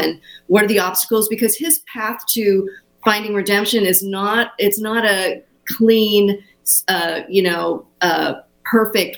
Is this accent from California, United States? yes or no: yes; Los Angeles, California, United States; Ivy and I were both born and raised in Los Angeles.